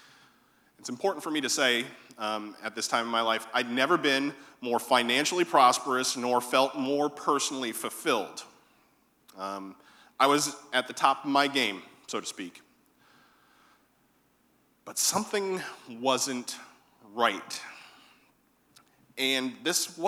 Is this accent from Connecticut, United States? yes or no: yes; Connecticut, United States; moved away as an adult; now in Savannah, United States; I was born in Connecticut. And I had not suffered through all of those winters